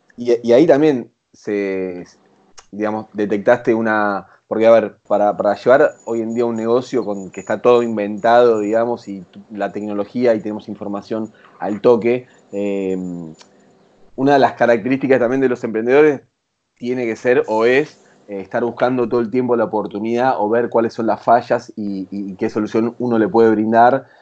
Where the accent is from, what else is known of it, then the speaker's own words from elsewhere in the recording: Zona Sur, Buenos Aires Province, Argentina; now in Buenos Aires, Argentina; Si bien no nos criamos acá, eh, en Capital Federal somos los dos de Zona